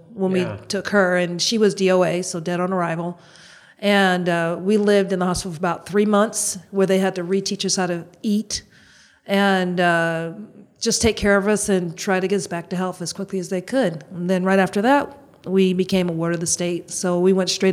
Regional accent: Boston, Massachusetts, United States; I'm born and raised in Boston.

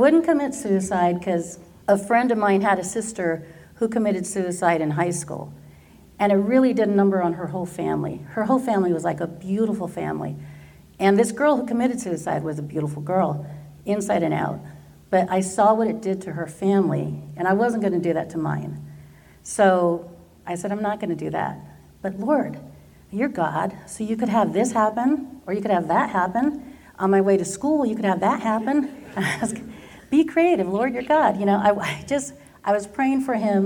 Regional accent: Garden Grove, California, United States; I did all of my schooling here in Garden Grove

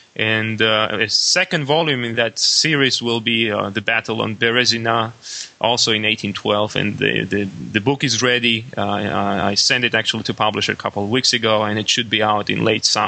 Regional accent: Western Siberia, Russia; moved away; I have been born and raised in Western Siberia, so I have been exposed to Russian culture, to Russian language from an early age, and I have affinity for Russian culture, I have affinity for Russian language

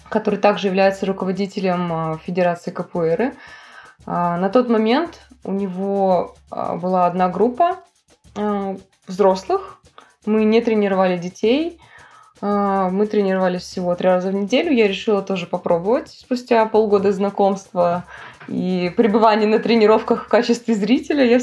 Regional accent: Vladivostok, Primorsky Krai, Russia; я из Владивостока.

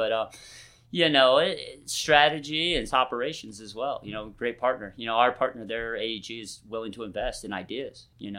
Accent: Midwest, United States; You know, I grew up in the Midwest, relatively lower middle class, or poor if you want to be a dick about it

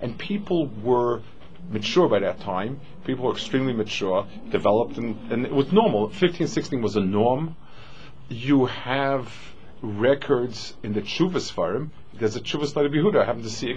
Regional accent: New York City, New York, United States; I grew up in Manhattan

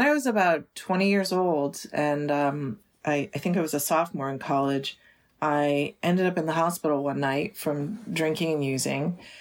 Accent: United States; also born or lived in New York City, United States; even though I was born in New York City, this particular, we, I grew up kind of out in the country

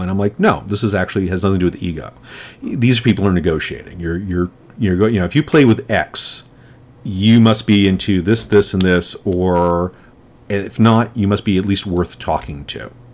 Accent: New York, United States; I grew up in New York when Times Square was the the porn mecca that it was

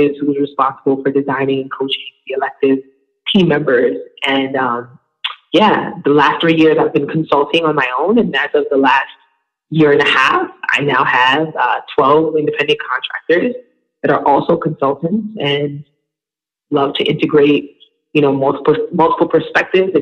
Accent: New York City, New York, United States; also born or lived in Long Island, New York; I'm from Brooklyn, New York

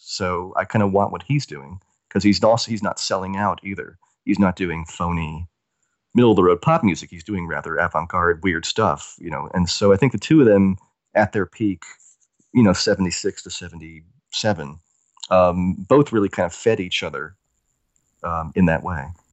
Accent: the American South, United States; I grew up in the South, in Amer-, in the American South

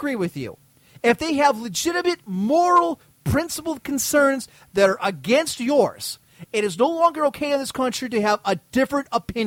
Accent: United States; as an American

